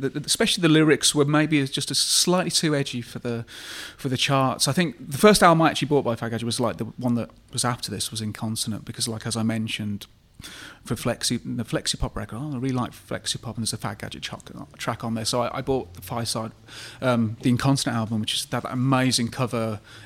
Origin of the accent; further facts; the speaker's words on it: Birmingham, West Midlands, United Kingdom; growing up in Birmingham